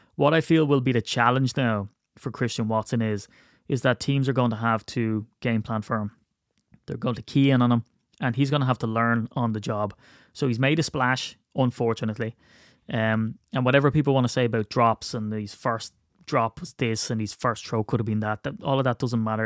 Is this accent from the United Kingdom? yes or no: no; Ireland